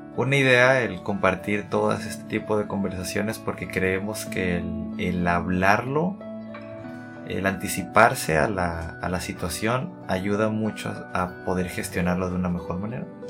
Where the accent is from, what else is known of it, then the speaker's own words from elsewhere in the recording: Tijuana, Baja California, Mexico; soy de Tijuana, México, tengo 28 años.